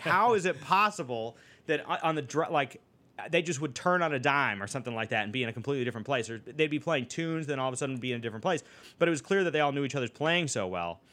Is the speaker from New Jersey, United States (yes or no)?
no; Boston, Massachusetts, United States; growing up in Boston